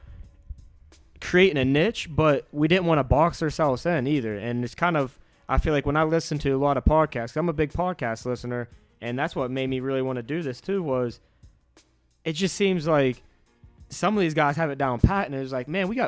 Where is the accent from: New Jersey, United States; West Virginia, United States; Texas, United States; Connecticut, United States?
West Virginia, United States; Northern Panhandle; I'm from West Virginia